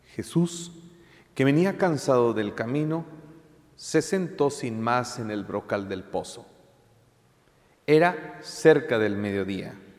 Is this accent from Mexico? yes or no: yes; Mexico; tú y yo somos mexicanos